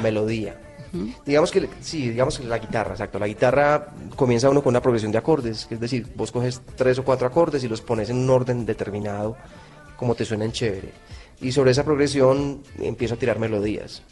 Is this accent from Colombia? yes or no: yes; Colombia; yo soy un colombiano más